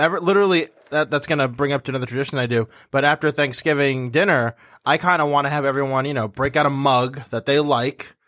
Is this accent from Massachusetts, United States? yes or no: yes; Massachusetts, United States; we're from, you know, Massachusetts, like, we're from New England